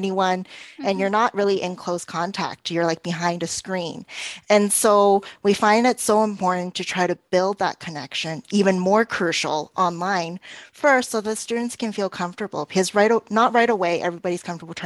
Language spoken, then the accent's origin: English; Toronto, Ontario, Canada; also born or lived in South Korea; May and I met in Korea, even though we're both from Toronto.